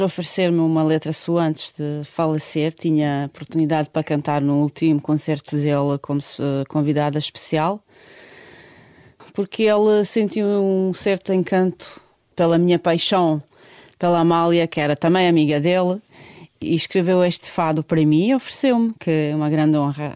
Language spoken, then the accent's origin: Portuguese; Sarajevo, Federation of Bosnia and Herzegovina, Bosnia & Herzegovina; Portuguese is a second language; moved away as an adult; also born or lived in Germany; Bósnia-Herzegovina, cidade capital Sarajevo, é onde eu nasci